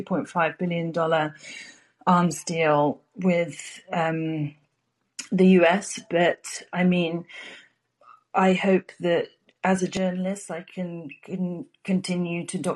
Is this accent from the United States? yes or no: no; United Kingdom; I'm British and I live in the UK.